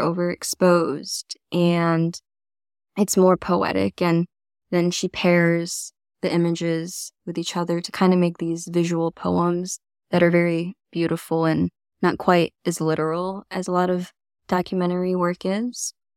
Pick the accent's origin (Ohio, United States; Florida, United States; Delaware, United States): Florida, United States; also born or lived in China; now in New York City, United States; I grew up in Florida on the East Coast